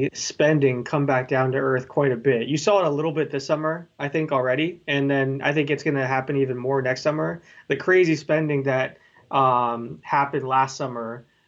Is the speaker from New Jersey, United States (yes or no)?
no; Florida, United States; I grew up in Florida